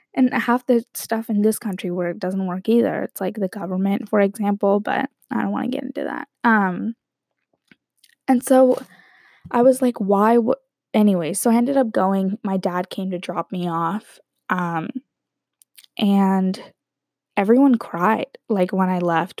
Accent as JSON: {"language": "English", "town": "San Diego", "region": "California", "country": "United States", "tie": "born or raised there", "said": "growing up in San Diego"}